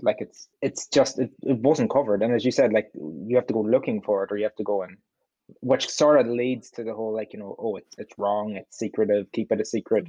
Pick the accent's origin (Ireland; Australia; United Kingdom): Ireland; Donegal, Ulster; I'm from Donegal